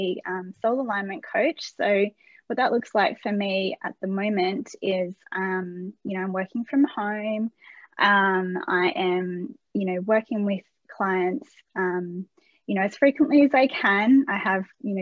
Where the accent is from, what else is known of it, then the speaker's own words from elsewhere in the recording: Australia; As an Australian, we like to say voucher.